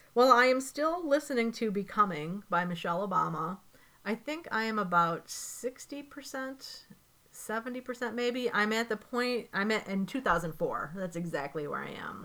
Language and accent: English; Chicago, Illinois, United States; I am from Chicago